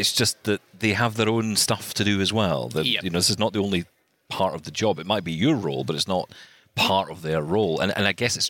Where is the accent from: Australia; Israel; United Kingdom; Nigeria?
United Kingdom; another fellow Brit